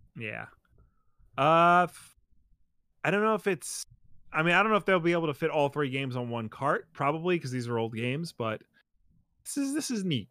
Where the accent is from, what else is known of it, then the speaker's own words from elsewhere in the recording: New York, United States; we have to hide the fact we're from New York